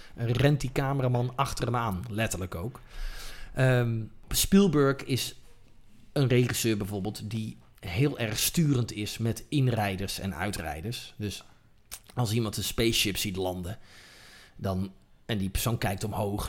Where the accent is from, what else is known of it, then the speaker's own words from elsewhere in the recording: Netherlands; als Nederlanders